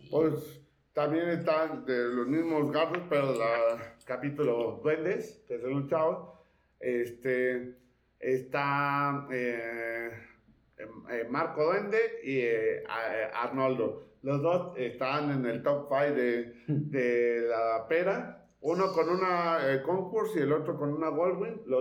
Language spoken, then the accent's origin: Spanish; Monterrey, Nuevo León, Mexico; soy de pues, Monterrey.